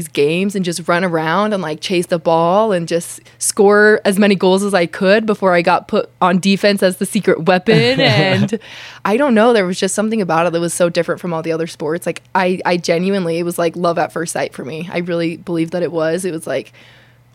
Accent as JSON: {"language": "English", "town": "Kaysville", "region": "Utah", "country": "United States", "tie": "born or raised there", "said": "growing up in Kaysville, Utah"}